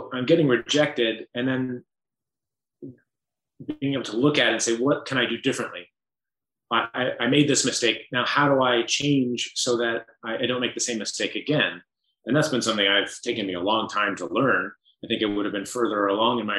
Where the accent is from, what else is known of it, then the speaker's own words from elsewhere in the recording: Iowa, United States; moved away; my upbringing in Iowa